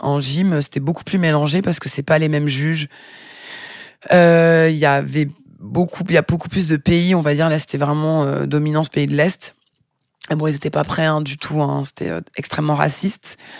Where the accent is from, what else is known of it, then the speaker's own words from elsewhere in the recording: Vitry-sur-Seine, Île-de-France, France; moved away as an adult; also born or lived in Paris / Fontenay-aux-Roses / Tarn / Brazil; now in Marseille, France; Je suis née à Paris en 1978, dans le 12e. J'ai grandi en banlieue, d'abord à Fontenay-aux-Roses dans le 92, puis à Vitry-sur-Seine, 9-4